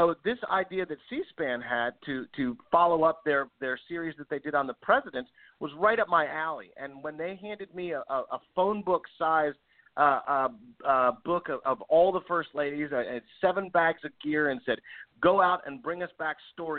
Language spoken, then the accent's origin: English; Washington, District of Columbia, United States; also born or lived in Maryland; I grew up in and around Washington, D.C.